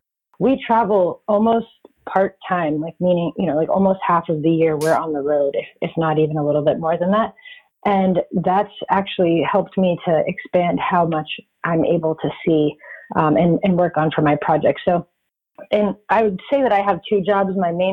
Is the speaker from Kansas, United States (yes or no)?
no; Florida, United States; also born or lived in Texas / Georgia / Washington State / California; I am originally from Florida, but it's kind of hard to say where I'm really from because I've moved so much. I've lived in Texas, Georgia, Washington State, California, and now I live in North Carolina.